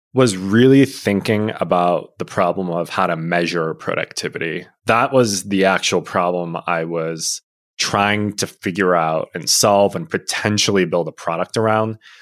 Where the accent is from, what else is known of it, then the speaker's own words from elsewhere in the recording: Illinois, United States; growing up in Illinois, U I U C was the obvious choice